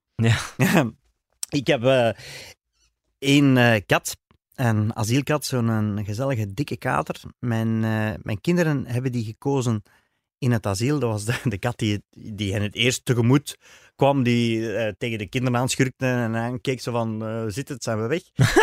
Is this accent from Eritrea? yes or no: no; Flanders, Belgium; also born or lived in Dworp, Beersel, Flemish Brabant; als Vlamingen